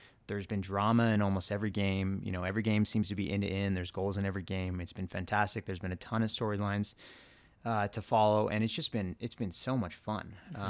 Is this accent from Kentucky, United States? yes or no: no; Claremont, California, United States; I grew up in the Inland Empire, you know, our northeast of LA in a town called Claremont.